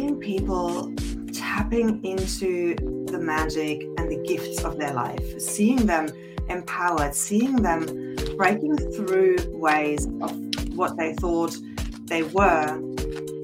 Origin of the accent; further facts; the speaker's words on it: Germany; I grew up in Germany with two parents who were children in post-World War II